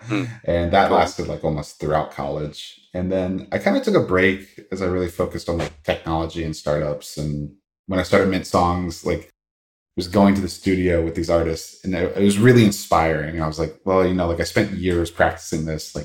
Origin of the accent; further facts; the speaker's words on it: Virginia, United States; I was born and raised in Virginia. Grew up a little bit in the countryside